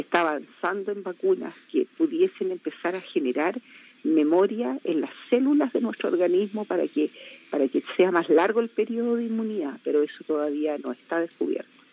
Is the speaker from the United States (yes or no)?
no; Chile; como chilenos